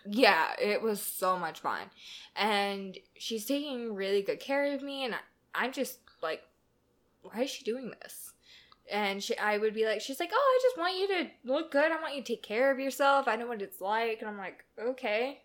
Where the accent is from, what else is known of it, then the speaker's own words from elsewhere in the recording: Southern California, United States; moved away as an adult; now in Atlanta, United States; I am from Southern California.